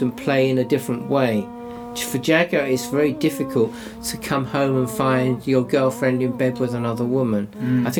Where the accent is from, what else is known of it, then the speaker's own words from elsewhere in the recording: Sidcup, London, United Kingdom; moved away; I come from Sidcup, that's where I was born, and I'm living there again